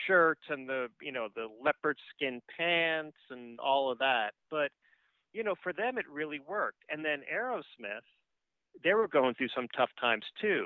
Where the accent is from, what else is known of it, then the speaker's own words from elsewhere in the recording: New York City, New York, United States; I grew up in New York, in Queens, New York.